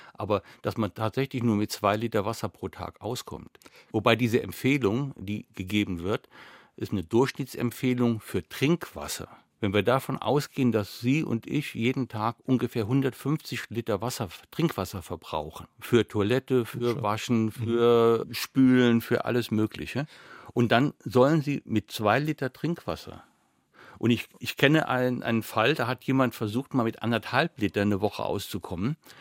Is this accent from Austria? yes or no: no; Saarland, Germany; Zum einen bin ich Saarländer.